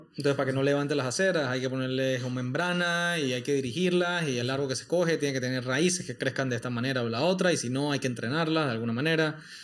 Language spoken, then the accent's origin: Spanish; Panama; los panameños